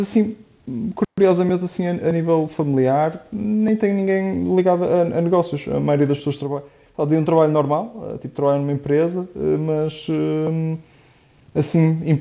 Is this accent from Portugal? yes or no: yes; Porto, Norte, Portugal; moved away as an adult; also born or lived in Czech Republic; now in Switzerland; eu sou, sou do Porto, tenho 29 anos e neste momento estou, estou a morar e a, e a trabalhar na Suíça.